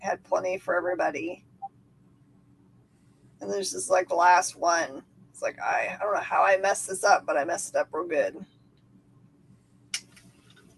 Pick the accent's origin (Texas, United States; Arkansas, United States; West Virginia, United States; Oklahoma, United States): Texas, United States; Georgetown; I grew up in Georgetown, Texas, which is a tiny little place